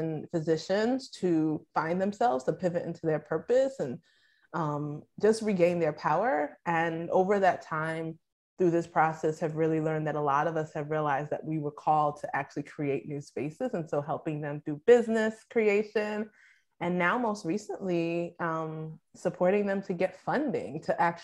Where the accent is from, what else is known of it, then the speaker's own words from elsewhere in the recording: Nigeria; as a Nigerian